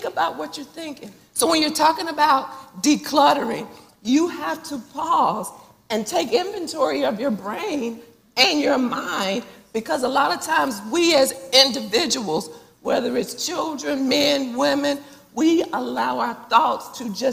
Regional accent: North Carolina, United States; also born or lived in Missouri; But I moved back to Charlotte. Of course, we're from North Carolina. Moved back to Charlotte from the University of Missouri

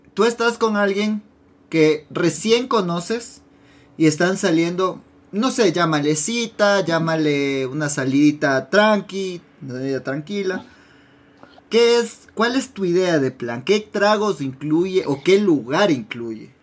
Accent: Ecuador; como, ecuatoriano

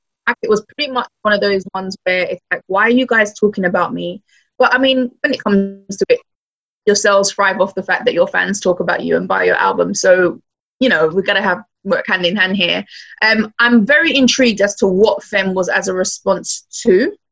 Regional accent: Nigeria; as a Nigerian, we like to party.

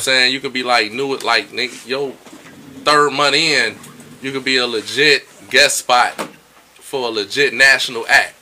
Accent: Detroit, Michigan, United States; I'm from Detroit and I love Detroit. I love Detroit.

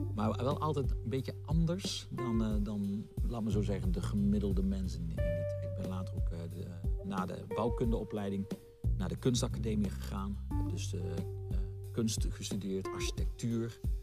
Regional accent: Meijel, Limburg, Netherlands; also born or lived in Roermond; op jonge leeftijd samen met mijn ouders natuurlijk verhuisd naar, eh, naar het dorpje Meijl. En dat is ook een klein dorpje, ongeveer 4000, 5000 inwoners. En daar heb ik mijn jeugd gehad

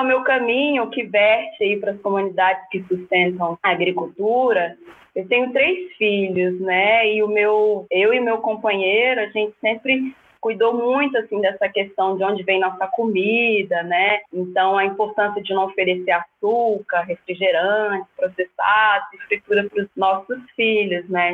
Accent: Brasília, Federal District, Brazil; Nascida e criada aqui no Cerrado

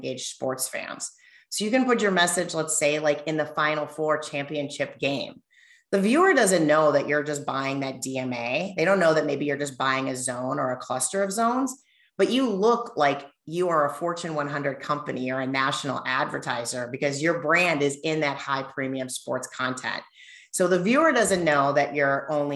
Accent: Minnesota, United States; moved away as an adult; also born or lived in California / Los Angeles / San Francisco / New York; now in Michigan, United States; I'm from Minnesota, so I grew up going to the Metrodome

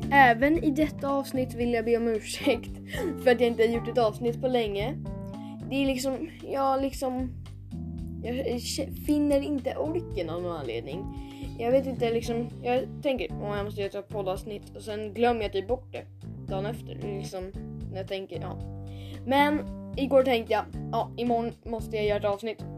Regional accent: Sweden; vi som är svenskar

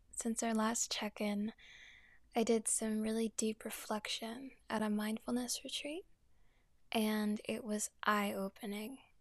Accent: New York City, New York, United States; I'm also from New York, so I have a lot of family in the city as well

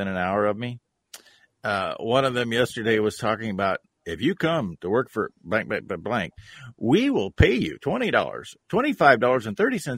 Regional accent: Nebraska, United States; my home state of Nebraska

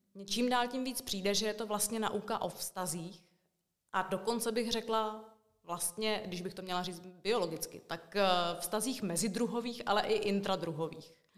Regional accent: Brno, South Moravian Region, Czechia; moved away as an adult; also born or lived in Suché Vrbné, České Budějovice; now in České Budějovice, Czechia; já původně pocházím teda z Brna

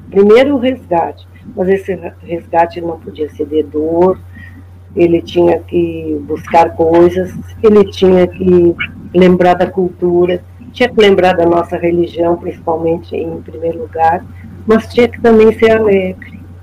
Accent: Brazil; quando viemos para a Cidade Baixa, quando aqui, eu nasci aqui, na Santa Casa

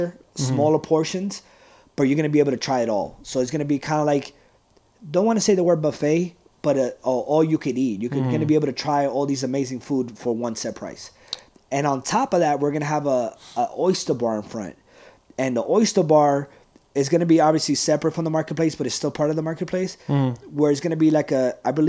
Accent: New York City, New York, United States; moved away as an adult; I grew up in the Bronx

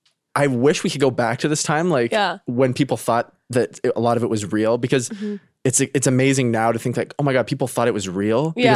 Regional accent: Canada; now in United States; They know I'm Canadian.

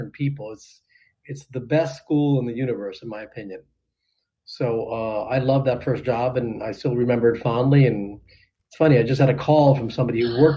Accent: Miami, Florida, United States; I was fortunate enough to be general manager in my hometown of their biggest hotel

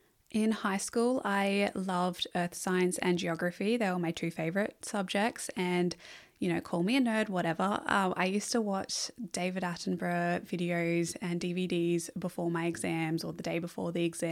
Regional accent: Margaret River, Western Australia, Australia; So I was born around the Northern Rivers area and then moved to Margaret River in Western Australia. And this is probably where I have my first memories of really connecting to nature.

